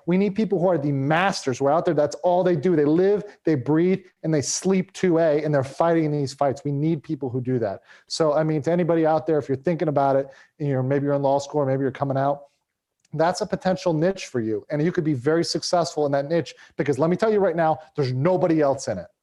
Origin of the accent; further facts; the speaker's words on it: United States; as an American living in the U S